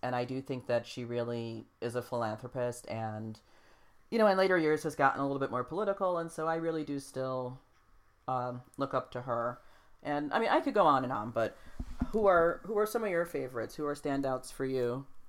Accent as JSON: {"language": "English", "country": "United States", "said": "as American people"}